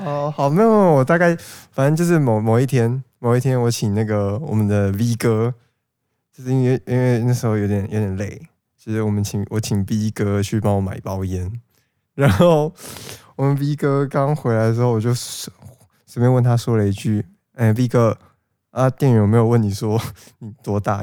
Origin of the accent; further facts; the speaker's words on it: Taipei, Taiwan; 身为身份证号是 A 的我